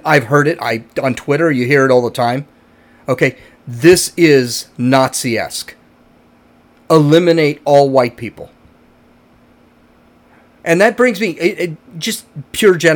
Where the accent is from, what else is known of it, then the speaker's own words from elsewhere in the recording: United States; I consider myself an American with Irish and German heritage